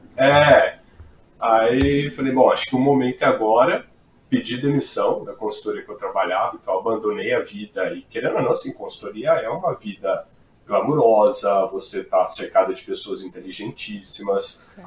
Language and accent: Portuguese; Brazil; accent: caipira; esse sotaque britânico lindo deu para notar que eu sou caipira do interior.